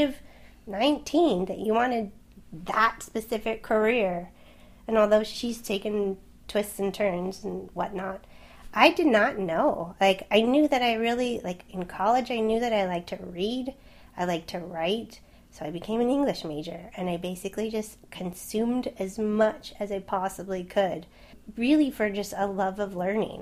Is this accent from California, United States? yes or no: yes; Southern California, United States; also born or lived in Swansea, Wales; I'm from California, right? I'm from Southern California. It's a beach place. Did not live far from the ocean